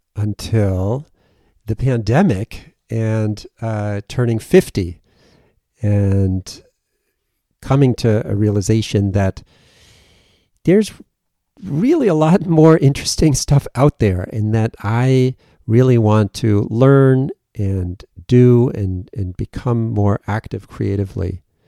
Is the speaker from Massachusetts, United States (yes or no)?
yes; Western Massachusetts, United States; also born or lived in Germany; I was born in Germany, and then I grew up in Western Mass and moved back and forth between Germany and, and Massachusetts a, a bit